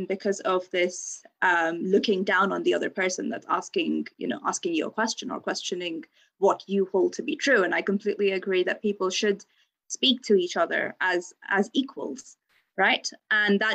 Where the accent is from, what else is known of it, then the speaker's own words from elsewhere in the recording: India; moved away as an adult; now in Bristol, United Kingdom; I grew up in India